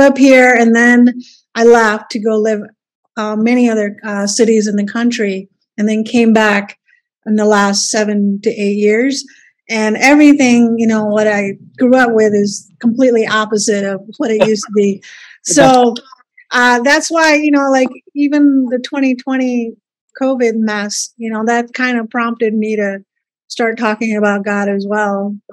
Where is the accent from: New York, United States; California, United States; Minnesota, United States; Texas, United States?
Minnesota, United States; as a younger kid, I grew up in Minnesota